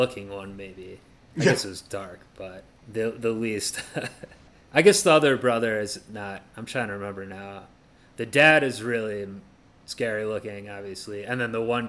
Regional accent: Cleveland, Ohio, United States; From Cleveland, Ohio, my hometown

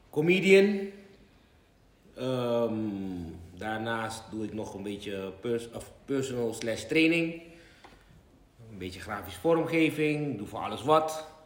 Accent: Netherlands; De mensen die daar zijn, die zien jou natuurlijk niet echt als een Surinamer, want je komt uit Holland.

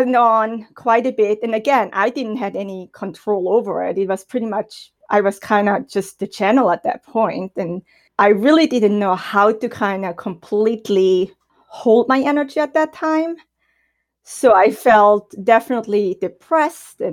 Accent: German-speaking Switzerland, Switzerland; first language German; English is a second language; moved away as an adult; I was raised and born in Switzerland

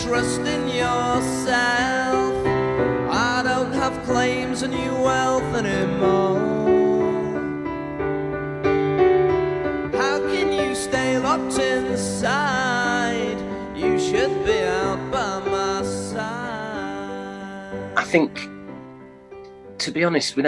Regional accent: York, Yorkshire and the Humber, United Kingdom; we're from York, which is kind of a small city

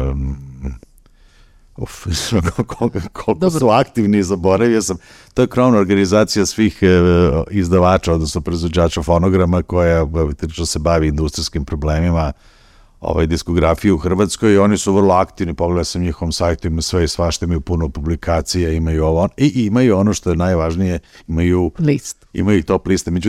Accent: Serbia; kod nas u Srbiji

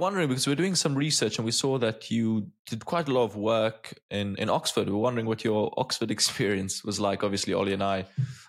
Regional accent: Malta; I think I'm from Malta. I don't know if it's a tiny island in Europe.

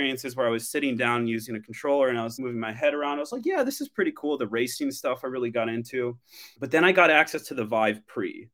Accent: Midwest, United States; moved away as an adult; also born or lived in Colorado / Minnesota / City of Industry, California; now in San Francisco, United States; I was originally from the Midwest. I was from Colorado, Minnesota

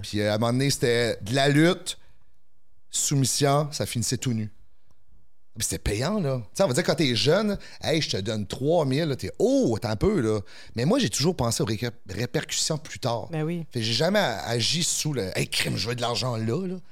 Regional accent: the Maritimes, Canada; moved away as an adult; now in Quebec City, Canada; Nous au Maritime, c'était 7 jours sur 7. J'ai déménagé à Québec pour continuer

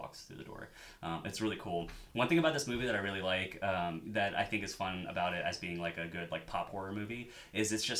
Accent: Midwest, United States; moved away; I'm from the Midwest.

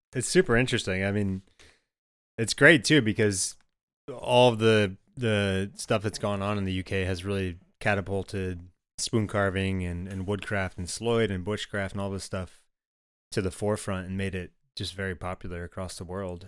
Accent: Michigan, United States; I grew up in Michigan

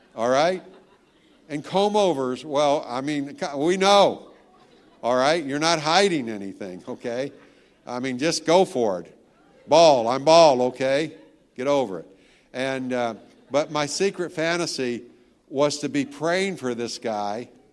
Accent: Tennessee, United States; now in Virginia, United States; I'm from Tennessee

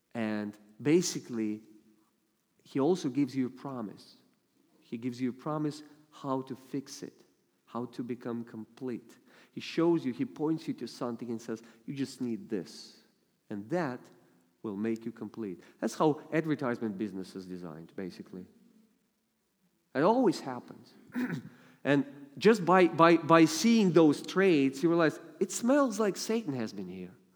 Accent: Russia; accent: heavy Russian; English is a second language; I only use my heavy Russian accent in dangerous situations

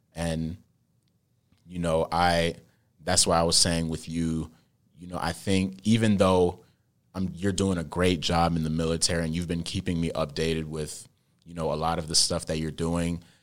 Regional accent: United States; I was born here in America, but I'm very cultured.

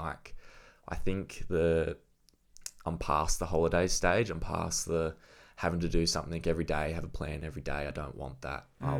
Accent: Gold Coast, Queensland, Australia; obviously we're from the Gold Coast. Beach breaks and point breaks and stuff, we're not really used to the reef.

